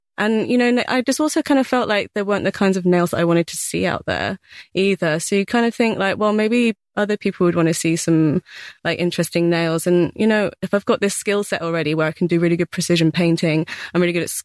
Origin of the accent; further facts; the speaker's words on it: Bath, South West England, United Kingdom; Yeah, so like in Bath. Yeah.